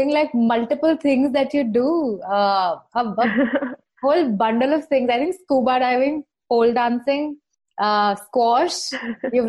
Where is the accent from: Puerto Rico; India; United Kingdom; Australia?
India; Rajasthan; moved away; I come from Rajasthan. I mean, now I'm here